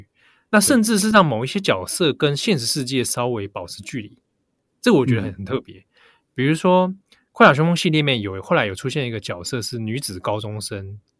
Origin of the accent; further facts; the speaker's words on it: Japan; 对，而且不知道我们日本人好像想到俄罗斯人就要连接到哥萨克舞，